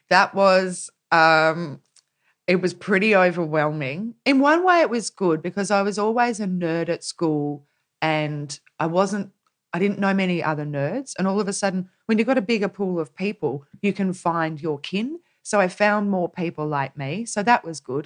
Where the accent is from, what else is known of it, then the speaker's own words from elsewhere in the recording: Corryong, Victoria, Australia; I grew up in a town called Correon, which is at the start of the Murray River, essentially, in Victoria, right at the base of the Snowy Mountains.